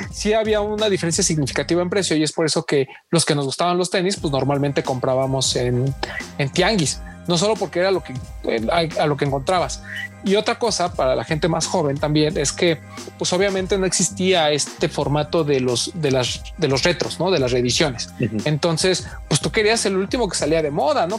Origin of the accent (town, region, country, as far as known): Mexico